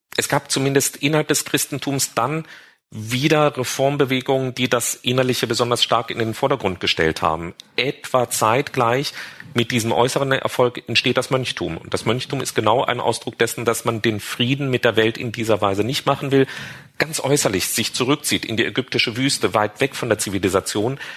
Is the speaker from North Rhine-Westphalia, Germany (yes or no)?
no; Marburg, Hesse, Germany; ich bin eben in Marburg aufgewachsen